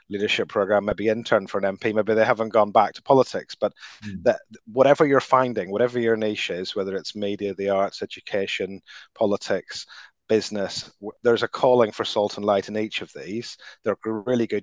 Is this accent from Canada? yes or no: no; Northern Ireland, United Kingdom; moved away as an adult; also born or lived in London; I grew up in Northern Ireland in the 1980s